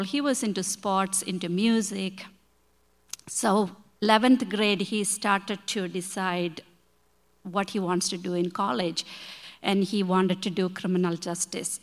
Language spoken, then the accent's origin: English; India; English is a second language; moved away as an adult; now in Chicago, United States; we come from India